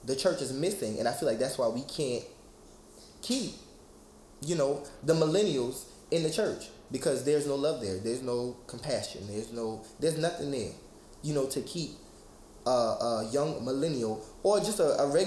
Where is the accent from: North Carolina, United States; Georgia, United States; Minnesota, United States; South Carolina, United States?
South Carolina, United States; Charleston; I'm from Charleston, South Carolina.